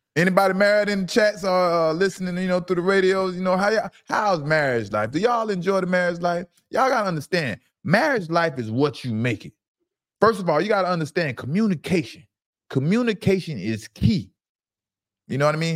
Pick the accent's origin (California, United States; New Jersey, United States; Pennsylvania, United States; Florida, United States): Florida, United States; Fort Lauderdale; I'm from Lauderdale.